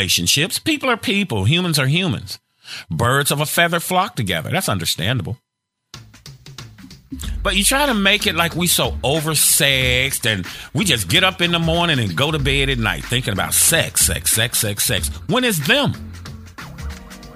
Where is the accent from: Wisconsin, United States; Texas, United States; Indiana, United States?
Indiana, United States; Gary; I'm from Gary, Indiana, a labor union town